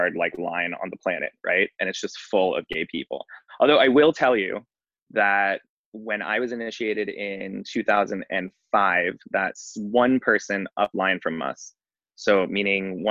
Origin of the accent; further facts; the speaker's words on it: New York, United States; moved away as an adult; now in Los Angeles, United States; I live in Los Angeles. I operate a gardenerian coven in West Hollywood. I'm from New York originally. I've been here for about 15 years